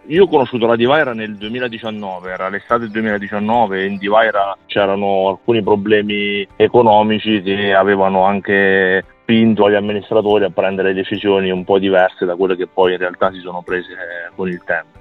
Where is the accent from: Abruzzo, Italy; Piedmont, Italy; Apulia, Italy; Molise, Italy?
Molise, Italy; Termoli area, province of Campobasso; io abito a Termoli, quindi è a quindici chilometri da Petacciato, quindi, diciamo, nel mio, nel mio territorio, il mio paese nativo.